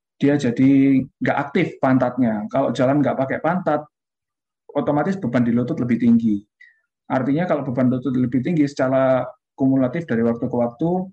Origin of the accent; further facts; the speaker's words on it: Indonesia; kita dari Indonesia